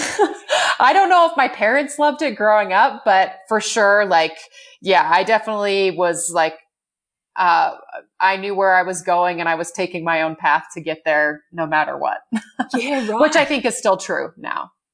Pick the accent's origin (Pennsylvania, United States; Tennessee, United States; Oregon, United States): Oregon, United States; Bend; I grew up in Bend, Oregon, which is where I live now.